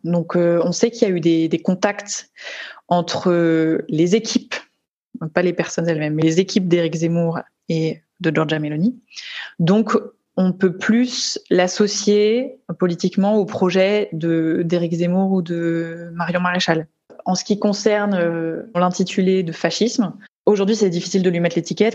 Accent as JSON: {"language": "French", "country": "France", "said": "moi en tant que française"}